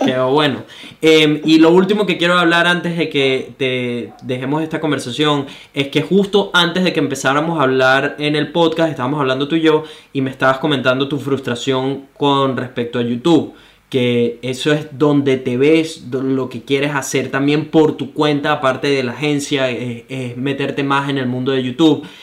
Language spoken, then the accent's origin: Spanish; Venezuela; moved away; Solo soy un venezolano